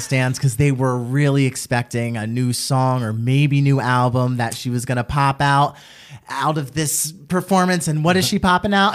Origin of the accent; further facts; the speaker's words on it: Trenton, New Jersey, United States; I'm from Trenton